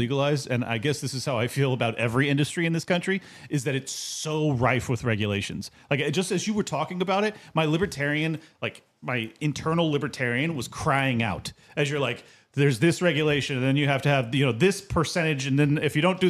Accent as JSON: {"language": "English", "town": "San Diego", "region": "California", "country": "United States", "said": "I was from San Diego. That's where it came from."}